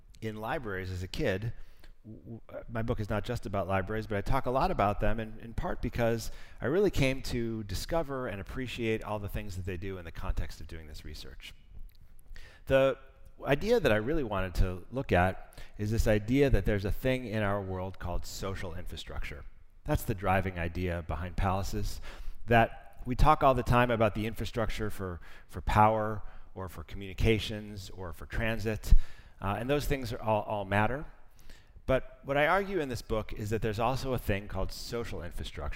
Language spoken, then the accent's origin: English; Chicago, Illinois, United States; moved away as an adult; now in New York, United States; I grew up in Chicago in the 1970s